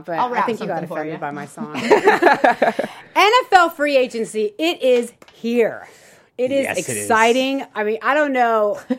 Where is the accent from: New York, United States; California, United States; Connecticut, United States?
California, United States; the Bay Area; moved away; I grew up in the Bay